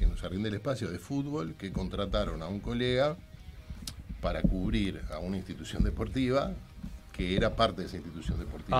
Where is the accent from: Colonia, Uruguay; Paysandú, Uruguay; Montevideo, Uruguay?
Montevideo, Uruguay; Gonzalo Ramírez y Minas; es el cuadro de mi barrio, yo iba con mi padre, nos tomamos el 300 en Gonzalo Ramírez y Minas, durante toda la década del 60